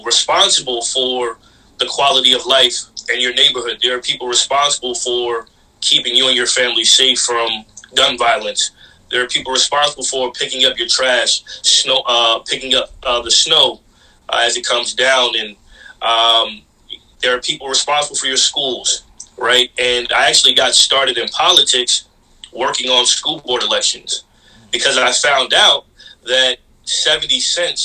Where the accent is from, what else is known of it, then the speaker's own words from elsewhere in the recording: Mount Vernon, New York, United States; my hometown of Mount Vernon